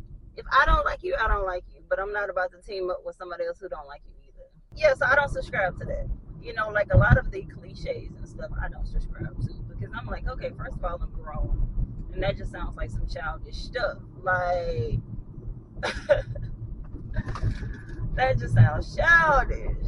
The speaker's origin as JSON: {"language": "English", "region": "the South", "country": "United States", "tie": "born or raised there", "said": "Growing up in the South"}